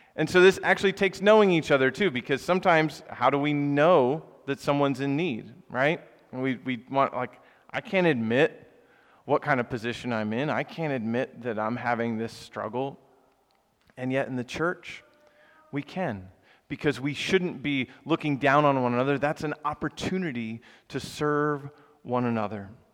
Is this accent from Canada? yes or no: no; the South, United States; moved away as an adult; now in Philadelphia, United States; where I grew up in the South